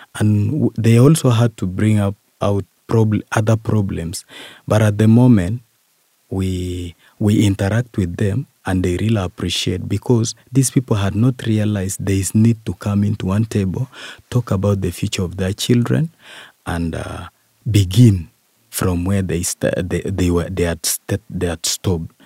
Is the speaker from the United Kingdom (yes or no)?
no; Bukwa, Eastern Region, Uganda; from Bukwa sub